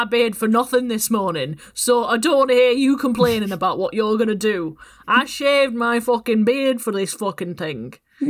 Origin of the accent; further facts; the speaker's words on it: the north of England, United Kingdom; accent: northern; both me and Sarah are northern.